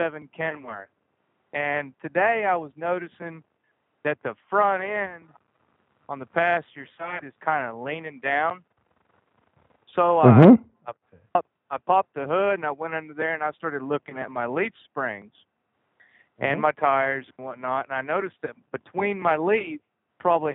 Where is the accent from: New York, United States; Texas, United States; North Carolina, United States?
Texas, United States; Fort Worth; Fort Worth